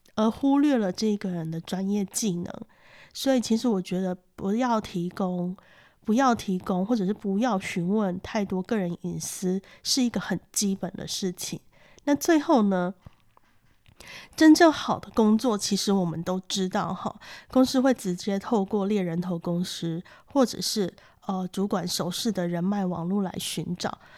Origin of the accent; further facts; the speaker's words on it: Taiwan; 我们台湾人